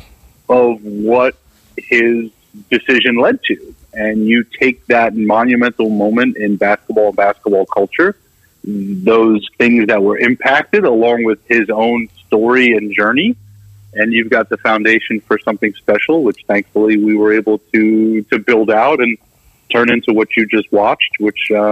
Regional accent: New York, United States; I grew up in New York, 20 miles outside the city

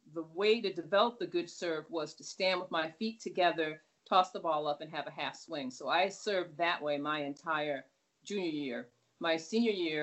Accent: New York, United States; moved away; also born or lived in Los Angeles; I was from New York, so we rode buses and trains all the time

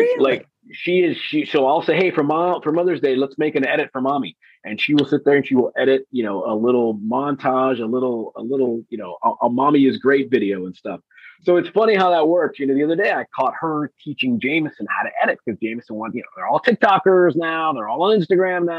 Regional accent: Los Angeles, California, United States; moved away as an adult; also born or lived in Bristol; now in Miami, United States; I grew up in Los Angeles

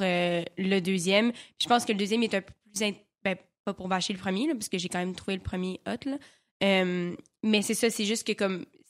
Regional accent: Quebec, Canada; accent: Québécois; j'avais encore un gros accent euh, québécois

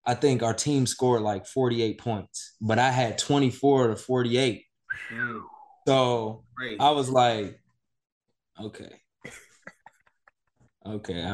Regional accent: Inglewood, California, United States; I grew up in Inglewood.

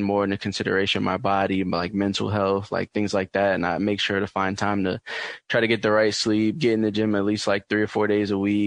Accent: New York City, New York, United States; growing up in New York City, I played just basketball a lot.

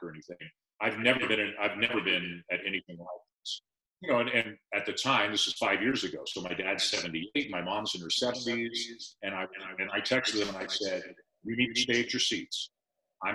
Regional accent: Toronto, Ontario, Canada; also born or lived in London; The only 4 years of my life I didn't live in Toronto was when I was at school in London. So I grew up on sports in Toronto.

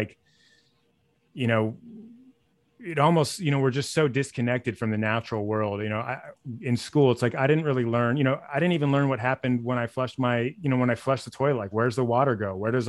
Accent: Los Angeles, California, United States; also born or lived in Sonoma; A little about me, I grew up in LA in the San Fernando Valley, like North Hollywood, Sherman Oaks, for anyone who knows that region. Went to college in Sonoma State in Northern California, kind of ended up staying there for a long time.

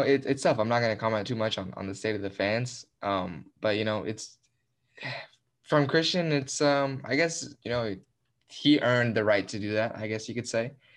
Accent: United States; I'm American, but I'm Mexican-American. I gr, I was born here, but I can play for Mexico

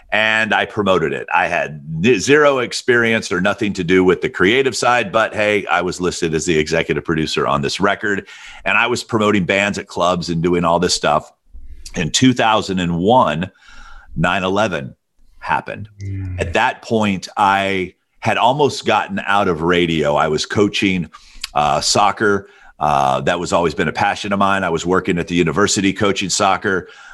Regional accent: Alabama, United States; I thought to myself, I'm like, okay, I grew up in Alabama. I knew who … was.

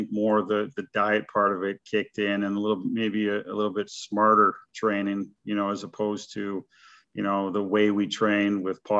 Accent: Kingston, Ontario, Canada; moved away as an adult; now in Nashville, United States; we probably had about 10 NHL guys from my hometown in Kingston

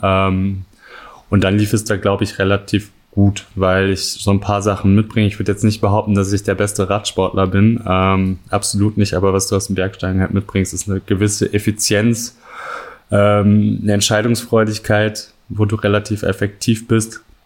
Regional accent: Cologne, North Rhine-Westphalia, Germany; moved away as an adult; now in Innsbruck, Austria; ich komme aus Köln

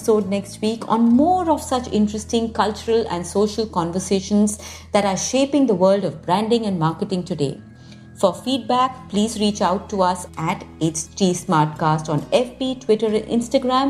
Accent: India; we as Indians

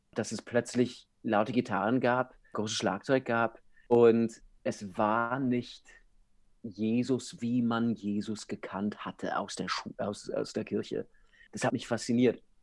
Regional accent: United States; German is a second language; moved away as an adult; now in Europe; ich bin Amerikaner

